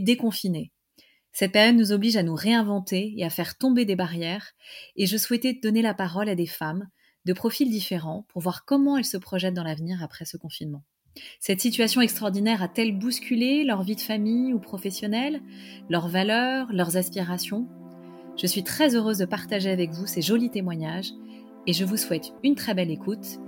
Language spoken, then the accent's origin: French; Paris, Île-de-France, France; je suis parisienne